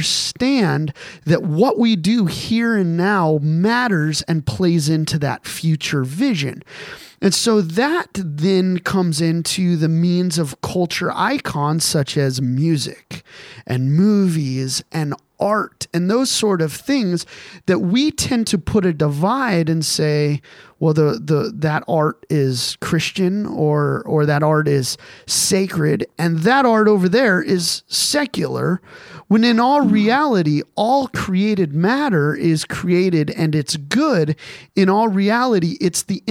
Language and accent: English; Colorado Springs, Colorado, United States; I was raised in Colorado Springs